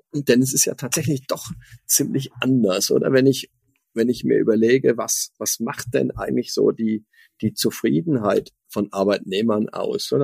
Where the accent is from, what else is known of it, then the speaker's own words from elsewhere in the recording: Switzerland; ich als Schweizer